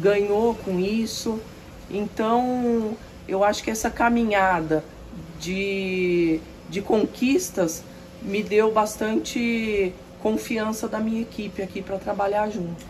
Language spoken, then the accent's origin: Portuguese; Tupã, São Paulo, Brazil; moved away as an adult; now in Cerrado Mineiro, Brazil; sou nascida em Tupã, interior de São Paulo